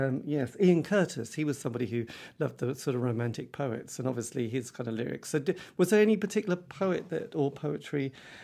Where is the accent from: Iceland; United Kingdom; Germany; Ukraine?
United Kingdom; East Anglia, East of England; I came from East Anglia in the middle of the countryside.